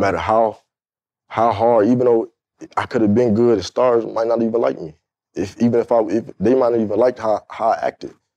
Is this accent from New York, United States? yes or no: no; Fort Lauderdale, Florida, United States; I grew up in Fort Lauderdale, Florida, which is like twenty minutes from Miami